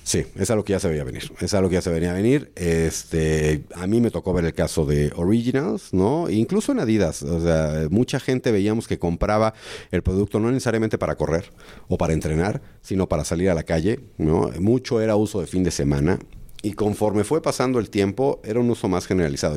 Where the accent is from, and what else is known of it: Mexico